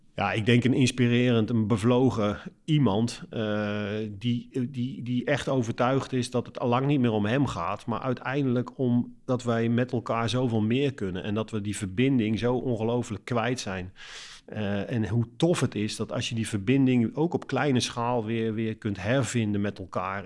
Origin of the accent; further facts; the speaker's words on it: Netherlands; als Nederlanders zijn we natuurlijk Calvinistisch volkje